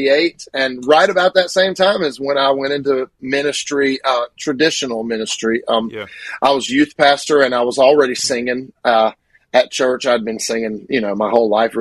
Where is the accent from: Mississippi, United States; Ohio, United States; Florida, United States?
Mississippi, United States; Grenada; I was born in Grenada, Mississippi.